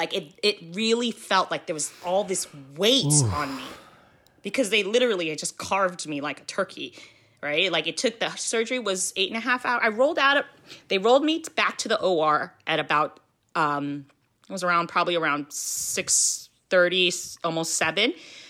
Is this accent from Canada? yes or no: no; Philippines; You know, you're Filipino, I'm Filipino.